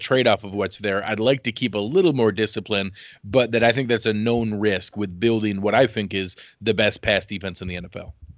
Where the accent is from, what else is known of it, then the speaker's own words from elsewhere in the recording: Western New York, United States; I grew up wrestling in Western New York, and all my cousins played hockey.